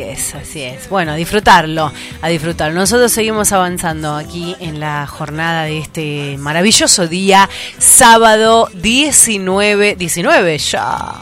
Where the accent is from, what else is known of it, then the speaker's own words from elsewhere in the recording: Tucumán, Argentina; cómo somos los tucumanos